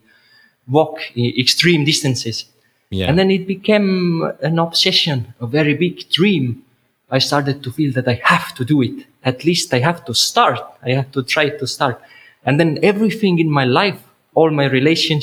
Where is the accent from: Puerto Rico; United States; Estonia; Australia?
Estonia; moved away as an adult; I had my own house in Estonia, in my home country